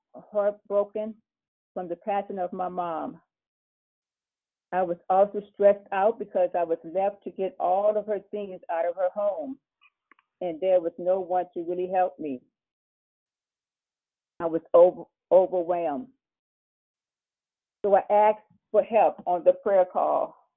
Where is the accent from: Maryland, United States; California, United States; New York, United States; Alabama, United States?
California, United States; Los Angeles; I am from Los Angeles, California.